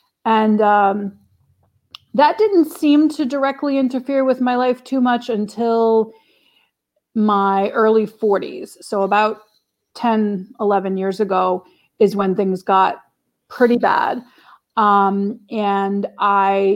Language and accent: English; New Orleans, Louisiana, United States; moved away as an adult; also born or lived in Boston; I was born and raised in New Orleans, Louisiana, here in the States